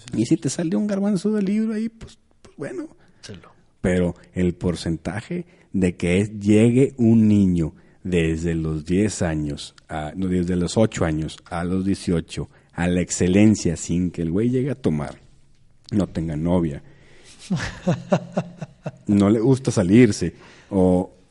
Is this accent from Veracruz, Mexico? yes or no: no; San Pedro Garza García, Nuevo León, Mexico; yo soy de Monterrey, yo soy de San Pedro